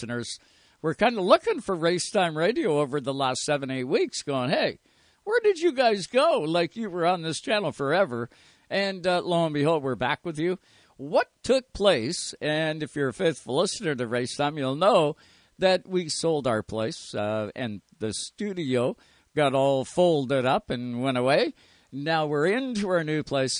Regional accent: Canada; we are Canadian up here

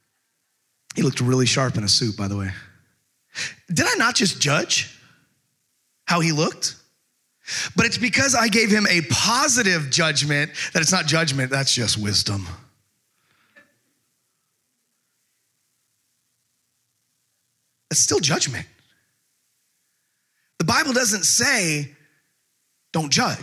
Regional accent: Texas, United States; also born or lived in California; now in Camden, United States

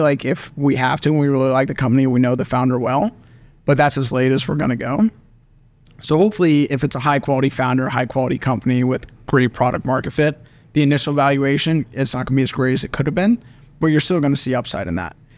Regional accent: Oklahoma City, Oklahoma, United States; born and raised in Oklahoma City

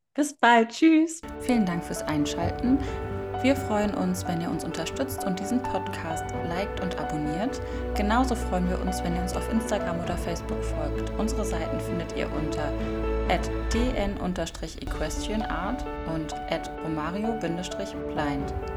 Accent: Northern Germany, Germany; Ich komme aus dem Norden Deutschlands

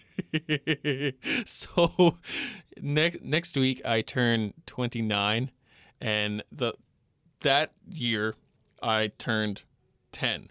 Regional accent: Long Island, New York, United States; I grew up on Long Island, New York

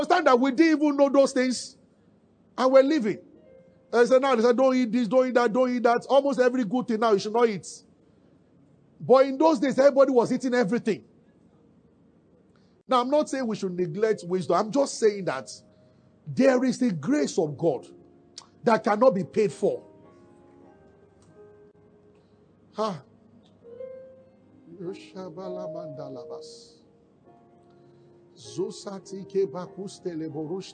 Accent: Nigeria; we are from Nigeria, but we are not poor

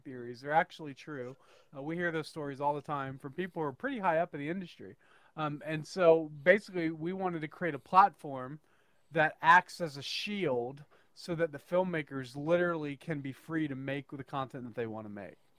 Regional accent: northern Idaho, United States; I am actually from uh, northern Idaho.

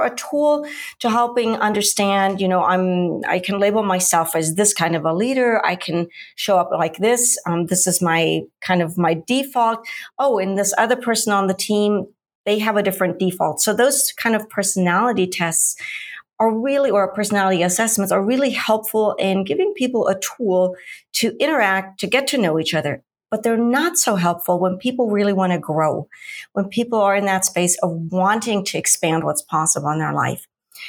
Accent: Munich, Bavaria, Germany; I'm originally from Munich, Germany, which most people know for the Oktoberfest. I've done many, many relocations.

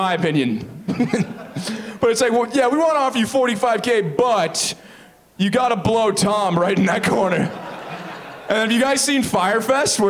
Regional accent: Oakville, Ontario, Canada; I'm from Oakville.

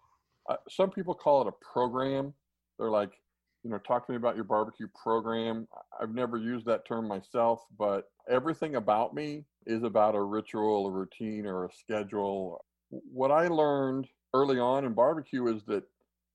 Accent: Central Kansas, United States; I grew up in Central Kansas

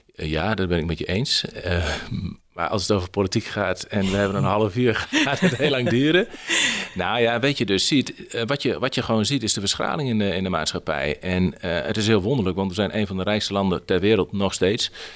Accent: Heino, Overijssel, Netherlands; Ik ben opgegroeid in Heino

